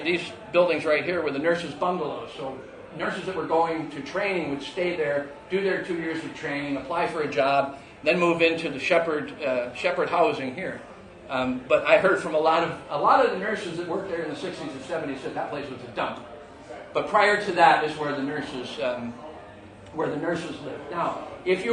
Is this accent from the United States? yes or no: yes; United States; moved away as an adult; now in United Kingdom; being an American